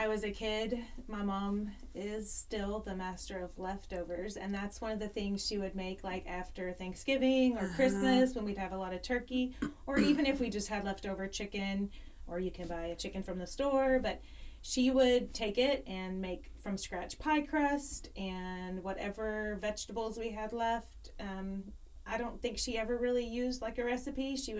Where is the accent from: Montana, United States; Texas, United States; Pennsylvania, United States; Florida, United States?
Texas, United States; Mount Pleasant; I grew up in Mount Pleasant, Dangerfield, Northeast Texas.